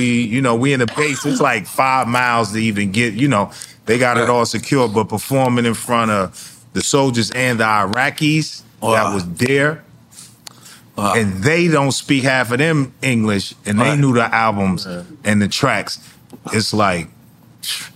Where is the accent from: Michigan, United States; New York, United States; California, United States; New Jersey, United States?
New Jersey, United States; East Orange; also born or lived in Newark, New Jersey; I was born in Newark, but we was raised in East Orange